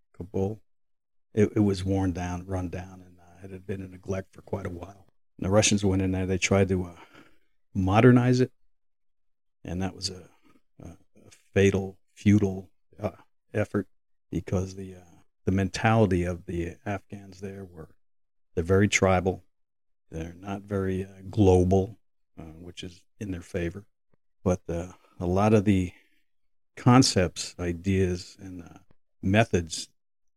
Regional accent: New York City, New York, United States; As I grew up in New York City

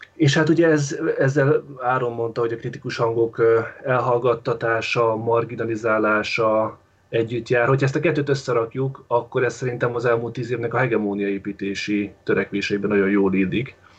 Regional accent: Baja, Bács-Kiskun, Hungary; moved away; Én Baján vagyok, Bácskiskun megyében, itt születtem és itt vagyok kettő hónapja

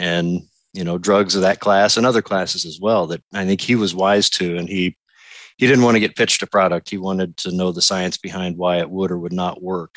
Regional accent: Vincennes, Indiana, United States; moved away; I was born and raised in Vincennes, Indiana

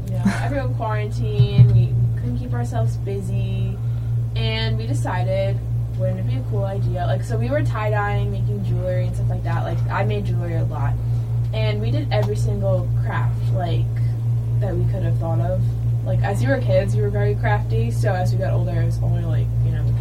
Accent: Manhasset, New York, United States; also born or lived in Hampton Bays, New York; I am from Long Island, New York. I grew up in a small town called Manhasset

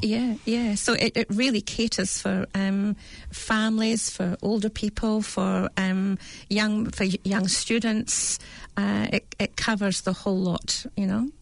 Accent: United Kingdom; accent: British; now in New Zealand; you can hear my accent from, from mm-hmm. Britain

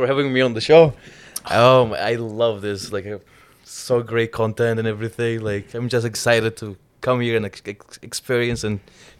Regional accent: Cyprus; English is a second language; Straight from Cyprus.

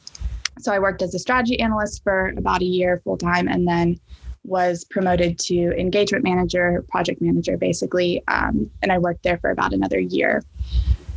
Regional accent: Knoxville, Tennessee, United States; moved away as an adult; also born or lived in Birmingham, Alabama; now in Boston, United States; I'm originally from Knoxville, Tennessee, but I've been in the Boston area for the past year and a half now.

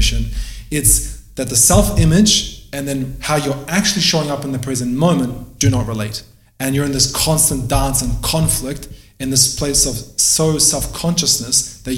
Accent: Albania; moved away; I'm from Albania, so I didn't go through the war myself personally because we came here before it all popped off.

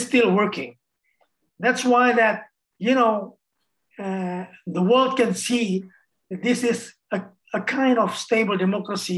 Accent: Indonesia; I came from Indonesia

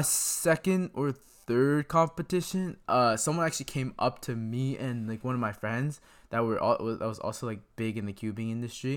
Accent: Greater Toronto Area, Ontario, Canada; I'm from Toronto

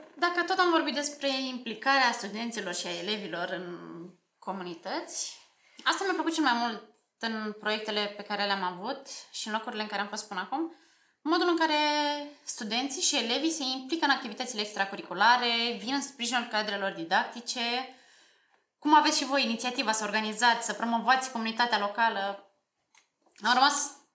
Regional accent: Slobozia, Ialomița County, Romania; moved away as an adult; now in Bucharest, Romania; sunt absolventa Liceului Tehnologic Alexandru Ioan Cuza din Slobozia

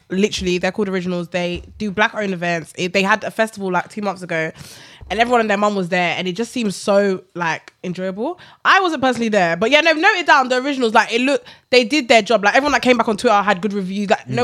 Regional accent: Ghana

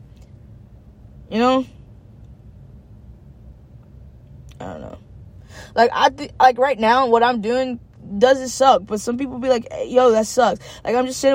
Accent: Knoxville, Tennessee, United States; moved away as an adult; also born or lived in Cookeville, Tennessee; I'm from Knoxville, but, like, I don't know anyone in Knoxville, really, except my family nowadays.

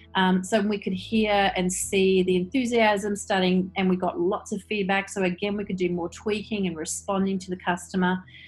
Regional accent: Queensland, Australia; now in New Zealand; I'm actually Australian, but I'm married to a New Zealander

